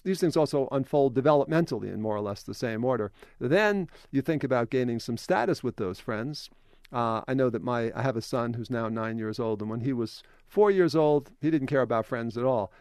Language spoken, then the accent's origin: English; New York, United States; when you grow up in New York, that matters